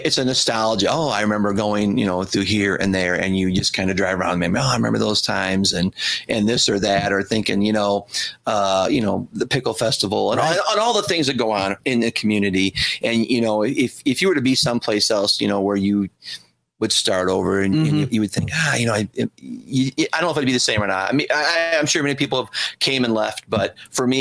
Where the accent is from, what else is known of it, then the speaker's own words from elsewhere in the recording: Sodus, New York, United States; we grew up in Sotus. We lived down the road from a place, probably remember, Tabor Farm Resorts